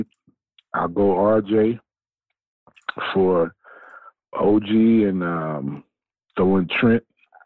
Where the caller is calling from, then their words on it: Atlanta, Georgia, United States; from ATL.